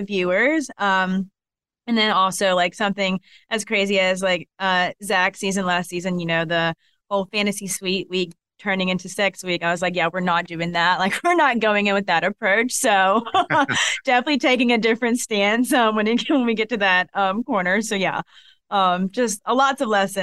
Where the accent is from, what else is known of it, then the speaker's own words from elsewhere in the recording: Columbus, Georgia, United States; accent: Southern; I'm from Columbus, Georgia. So Southern.